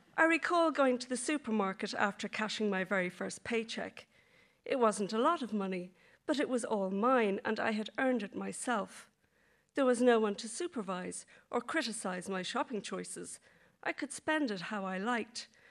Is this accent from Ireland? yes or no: yes; Dublin, Leinster, Ireland; moved away as an adult; also born or lived in London; We were determined to get out of Dublin, away from school, study, and parental supervision.